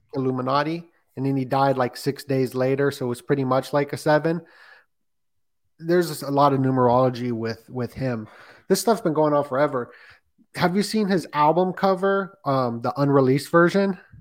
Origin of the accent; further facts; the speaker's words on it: Las Vegas, Nevada, United States; moved away as an adult; also born or lived in California; I'm from Las Vegas